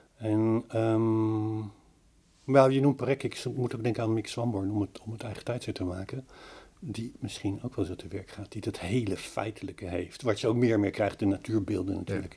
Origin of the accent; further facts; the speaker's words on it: The Hague, South Holland, Netherlands; moved away; ik, kom van de zee, ik kom van Den Haag, ik woon nu niet aan zee